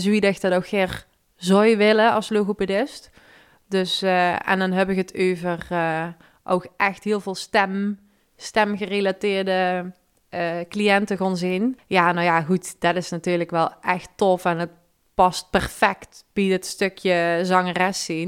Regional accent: Limburg, Netherlands; accent: Limburgish; mijn Limburgse accent

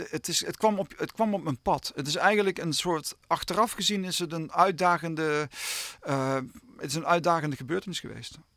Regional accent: Limburg, Netherlands; accent: Limburgish; Maar mijn vrouw die heeft me laatst beticht dat mijn accent aan het veranderen was.

